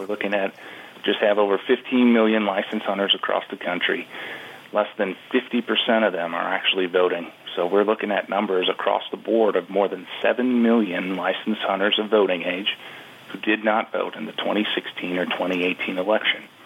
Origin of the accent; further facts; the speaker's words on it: Wisconsin, United States; my home state of Wisconsin, Rob, is the one that I go back to because again, I make my life here. It's where I was born and raised